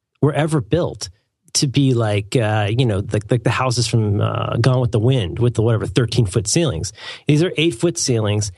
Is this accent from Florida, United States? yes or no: yes; Pasco County, Florida, United States; also born or lived in Cincinnati, Ohio; growing up in Pasco County